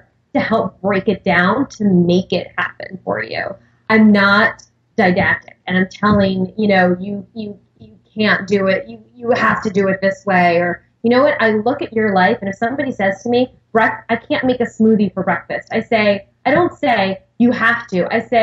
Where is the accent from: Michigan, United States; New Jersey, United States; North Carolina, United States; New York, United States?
New York, United States; Long Island; I grew up on Long Island